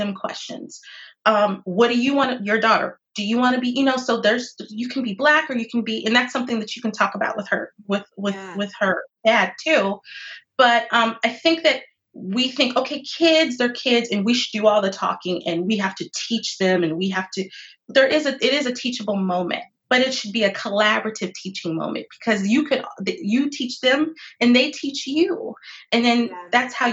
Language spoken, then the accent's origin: English; Phoenix, Arizona, United States; I grew up in Phoenix, Arizona